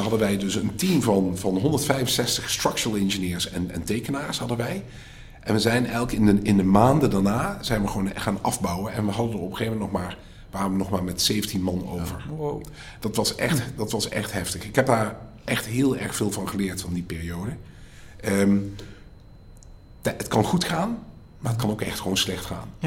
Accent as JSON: {"language": "Dutch", "town": "Stein", "region": "Limburg", "country": "Netherlands", "also_born_or_lived": "Delft / Ireland / Dubai", "moved": "as an adult", "lives_now": "Riyadh, Saudi Arabia", "said": "ik kom zelf uit Stijn, uit Zuid-Limburg."}